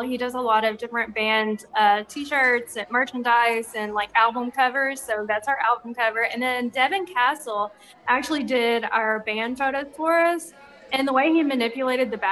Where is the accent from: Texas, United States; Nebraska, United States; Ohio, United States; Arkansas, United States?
Arkansas, United States; Little Rock; we're from Arkansas, I'm from Little Rock